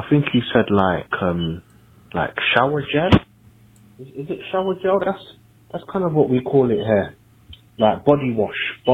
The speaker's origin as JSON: {"language": "English", "region": "London", "country": "United Kingdom", "said": "I'm a Londoner."}